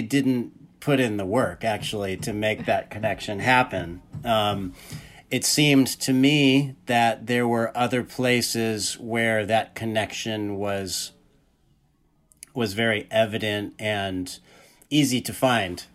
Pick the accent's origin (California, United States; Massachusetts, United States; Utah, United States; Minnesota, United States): California, United States; Irvine; also born or lived in Bellflower, California; Well, I was born in Bellflower, California, which is not Orange County, but I grew up in Orange County